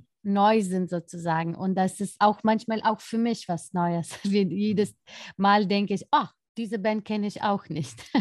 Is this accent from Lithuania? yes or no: yes; Lithuania; mein Heimatland